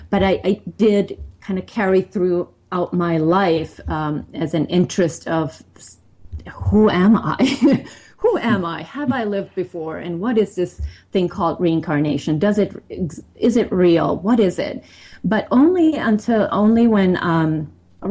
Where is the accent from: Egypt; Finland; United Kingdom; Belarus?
Finland; I grew up in Finland